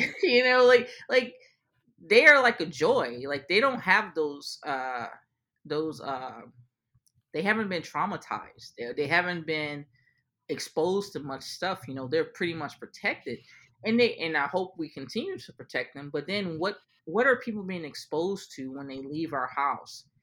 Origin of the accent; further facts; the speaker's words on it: New Orleans, Louisiana, United States; I'm from New Orleans